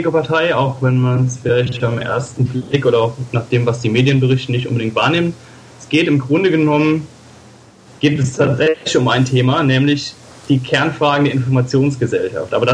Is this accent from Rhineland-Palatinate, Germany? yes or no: yes; Rhineland-Palatinate, Germany; Also ich bin aus der Gegend von Koblenz